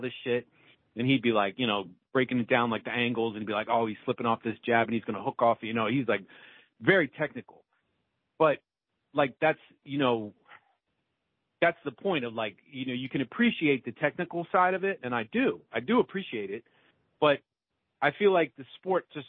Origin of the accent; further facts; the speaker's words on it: Washington D.C. area, Maryland, United States; moved away; also born or lived in Chicago; I grew up there